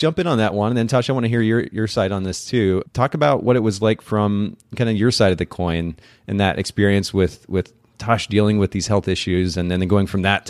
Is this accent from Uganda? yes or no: no; Japan; It carries a certain color that reminds me of the Japanese language. I grew up in Japan